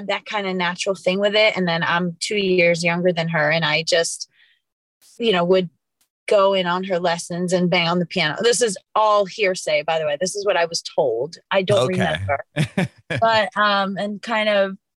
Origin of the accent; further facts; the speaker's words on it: New York City, New York, United States; moved away as an adult; now in Los Angeles, United States; I'm from New York, grew up in Queens, and then went to school there and then moved out to LA in 2013, 2014